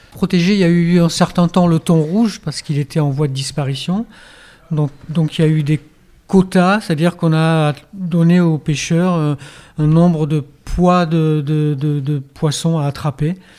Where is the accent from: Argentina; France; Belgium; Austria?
France; Auvergne-Rhône-Alpes; now in Hendaye, France; je viens d'Auvergne, par exemple on a du boudin qui est vraiment du boudin